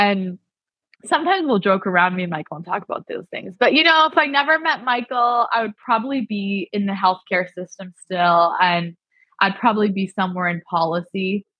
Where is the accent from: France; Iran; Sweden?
Iran; I was raised as a Baha'i. We're from Iran. They were killing people that were Baha'i.